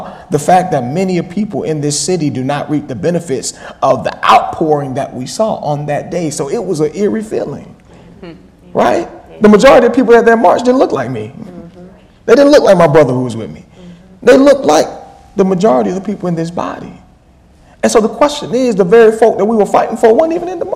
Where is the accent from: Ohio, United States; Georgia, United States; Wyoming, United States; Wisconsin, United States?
Georgia, United States; now in Boston, United States; I'm from Georgia